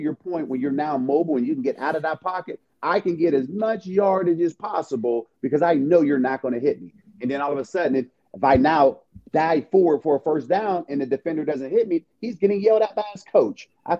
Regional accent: Pittsburgh, Pennsylvania, United States; moved away as an adult; I tried it the first time when I came from Pittsburgh to Eastern Michigan, and all my roommates, you know, they grew up on that.

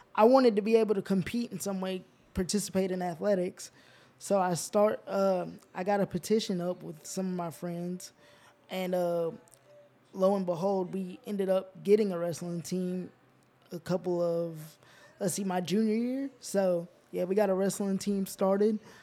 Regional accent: Georgia, United States; also born or lived in Alaska; we moved from Alaska to Geor-, to Georgia to be with my mom's family

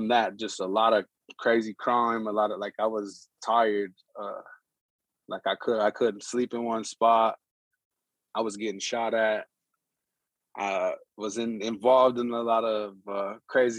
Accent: Pine Ridge Reservation, South Dakota, United States; moved away as an adult; also born or lived in New Mexico; I'm from Pine Ridge Reservation

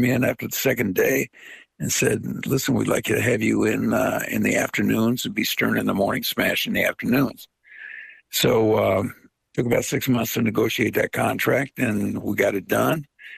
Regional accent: Veria, Central Macedonia, Greece; born there; I was born in a town called Veria, in an area called Macedonia, in a country called Greece.

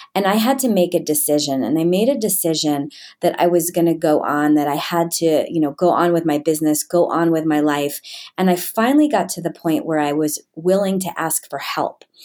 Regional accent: New York, United States; I grew up in New York in, um, a pretty well-to-do area.

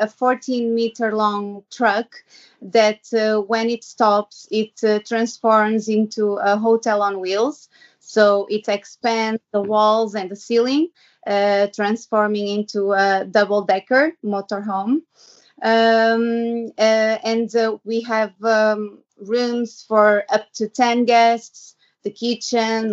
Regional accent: Porto, Norte, Portugal; I'm original from Porto in Portugal.

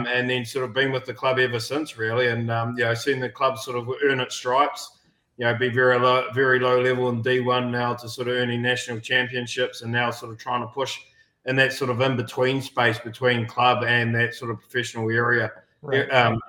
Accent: Nelson, New Zealand; accent: Kiwi; moved away as an adult; now in Boston, United States; I've been up here in Boston for about 12 years. Mm-hmm. Originally, as you can tell from the accent, a Kiwi.

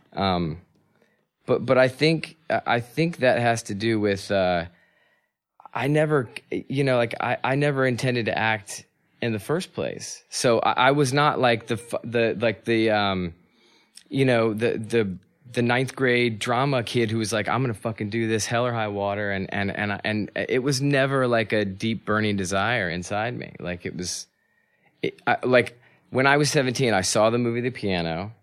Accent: North Carolina, United States; also born or lived in California; And then we settled in North Carolina

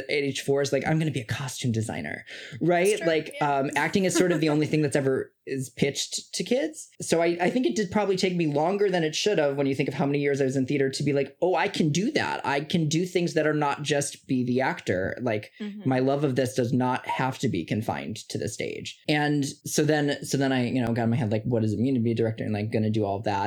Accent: Chicago, Illinois, United States; I grew up in the Midwest in Chicago with Mitch and Melody.

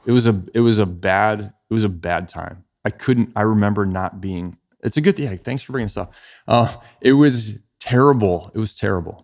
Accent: Ohio, United States; moved away as an adult; also born or lived in Chicago; I grew up in Ohio

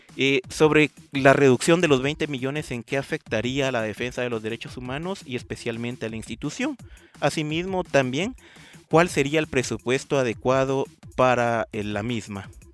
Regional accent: Guatemala; como ciudadanos guatemaltecos

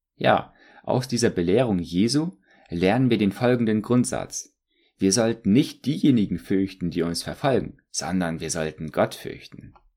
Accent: Germany; als Deutsche

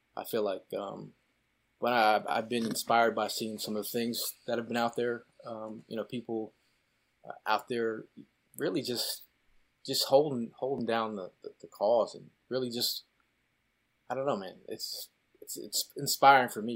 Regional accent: Connecticut, United States; moved away; also born or lived in New York City area; growing up in Connecticut

